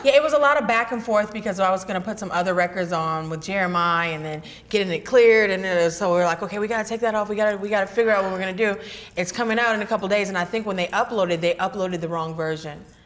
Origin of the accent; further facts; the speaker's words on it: Northern California, United States; I'm from California. I was born born and raised here in California.